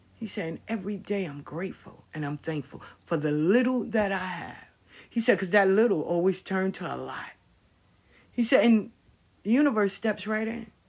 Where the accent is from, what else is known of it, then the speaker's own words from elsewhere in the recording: New York, United States; moved away as an adult; now in Atlanta, United States; I grew up in New York